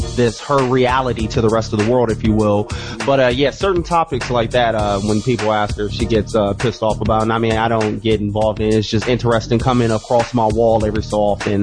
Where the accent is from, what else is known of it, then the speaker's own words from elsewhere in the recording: Phoenix, Arizona, United States; I grew up in South Phoenix in the motherfucking nineties